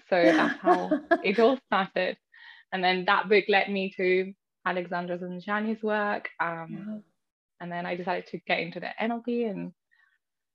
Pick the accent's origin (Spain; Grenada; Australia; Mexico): Spain; now in London, United Kingdom; I'm a secondary Spanish teacher in London, even though I'm originally from Spain